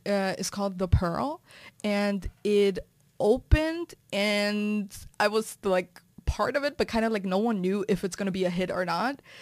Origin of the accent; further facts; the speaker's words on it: Germany; moved away; also born or lived in New York City; I was that girl from Germany, you know, like, rocking New York City